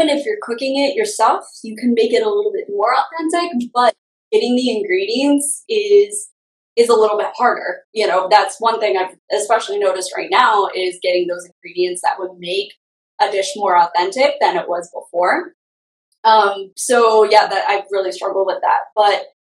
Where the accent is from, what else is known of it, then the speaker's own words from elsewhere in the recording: Montana, United States; moved away; also born or lived in New York; I grew up in Montana, yes, really out in the middle of nowhere.